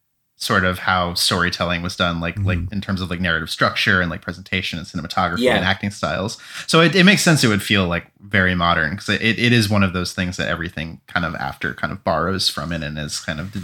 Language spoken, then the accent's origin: English; East Coast, United States; my East Coast is showing.